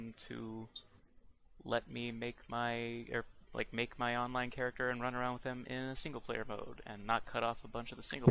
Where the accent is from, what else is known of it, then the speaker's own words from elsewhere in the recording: Tampa, Florida, United States; moved away; also born or lived in Orlando, Florida; Tampa, where I grew up, and Orlando, where I lived until I moved where I am now.